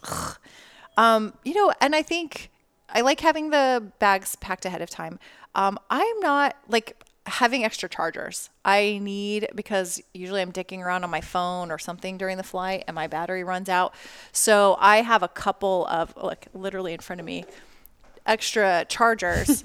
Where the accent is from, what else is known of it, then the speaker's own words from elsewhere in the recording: Las Vegas, Nevada, United States; I grew up in Las Vegas, not like New York where they have subway.